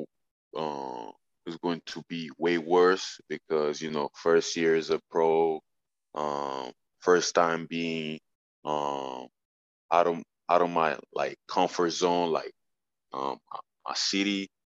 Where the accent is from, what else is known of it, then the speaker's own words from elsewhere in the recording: Italy; I was born in Italy, I'm Italian